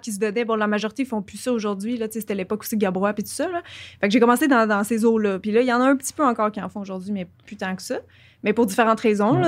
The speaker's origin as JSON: {"language": "French", "region": "Quebec", "country": "Canada", "accent": "Québécois", "said": "j'ai un accent québécois"}